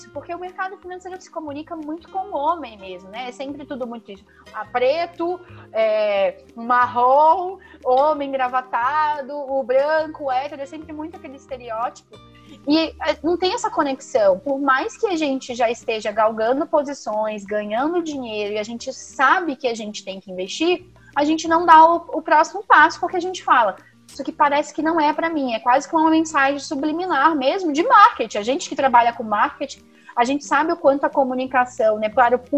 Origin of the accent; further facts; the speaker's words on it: Rio de Janeiro, Brazil; Eu que vim do Rio de pra cá, senti muito isso.